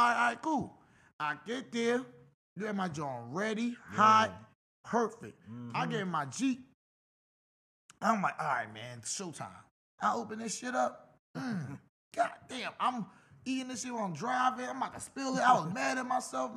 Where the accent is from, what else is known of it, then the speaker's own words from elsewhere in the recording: Philadelphia, Pennsylvania, United States; I'm from South. I'm from the P.